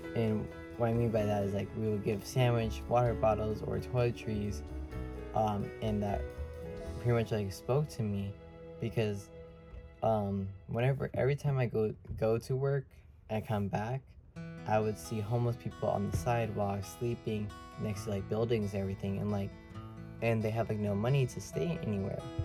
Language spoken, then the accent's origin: English; Orlando, Florida, United States; also born or lived in Bronx, New York; I was born in New York in the Bronx, and then moved um, to Orlando after a few months.